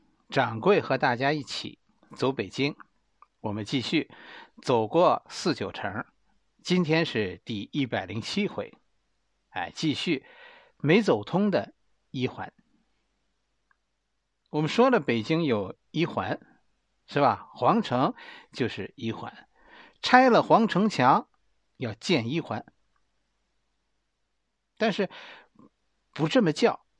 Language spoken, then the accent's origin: Chinese; Beijing, China; 我们生在工地里。北京的工地